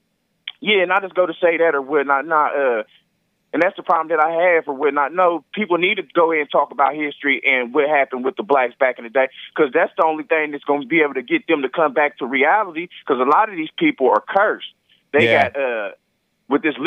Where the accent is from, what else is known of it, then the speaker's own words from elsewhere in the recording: Virginia, United States; moved away; I'm originally from Virginia